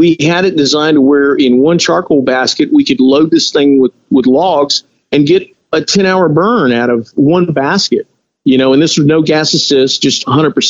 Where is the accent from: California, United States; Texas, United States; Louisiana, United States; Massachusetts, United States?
Texas, United States; we're from Texas. I'm Hispanic.